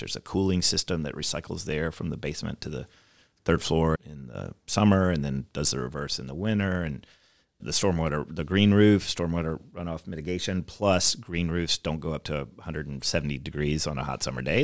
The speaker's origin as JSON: {"language": "English", "town": "Davidson", "region": "North Carolina", "country": "United States", "tie": "born or raised there", "also_born_or_lived": "Chapel Hill, North Carolina / Taiwan / New York City / Los Angeles", "moved": "as an adult", "lives_now": "Louisville, United States", "said": "So I grew up in Davidson, North Carolina, which is a small town."}